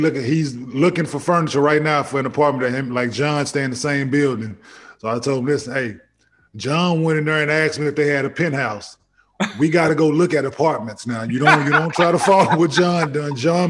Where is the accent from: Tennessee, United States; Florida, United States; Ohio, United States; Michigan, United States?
Michigan, United States; Saginaw; believe it or not, I was born in Saginaw.